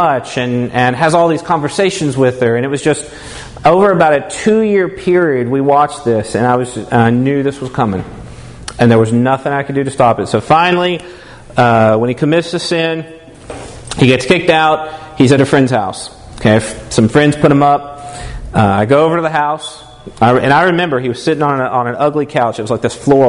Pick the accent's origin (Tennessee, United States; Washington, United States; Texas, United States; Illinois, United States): Tennessee, United States; moved away; I'm from Tennessee originally